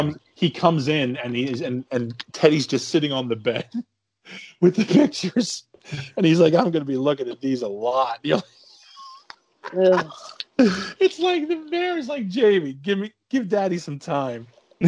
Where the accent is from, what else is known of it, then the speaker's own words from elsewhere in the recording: Canada; Being Canadian, it's, you know, I give it a lot of leeway anyway.